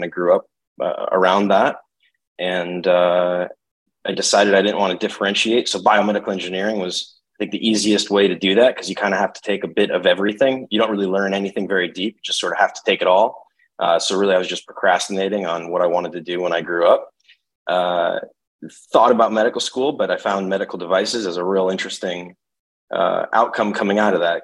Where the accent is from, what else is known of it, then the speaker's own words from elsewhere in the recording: Connecticut, United States; Grew up Connecticut, undergrad Connecticut, University of Connecticut